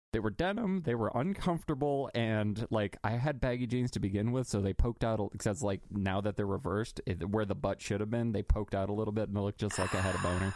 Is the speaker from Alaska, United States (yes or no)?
yes; North Pole, Alaska, United States; moved away; I was born and raised in North Pole, Alaska